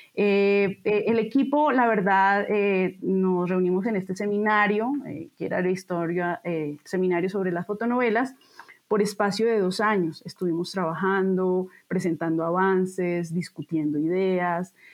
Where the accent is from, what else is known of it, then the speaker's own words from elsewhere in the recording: Bogotá, Colombia; moved away as an adult; now in Mexico City, Mexico; yo nací en Bogotá eh, y estudié historia en la Universidad Nacional de Colombia. Eh, después vine a México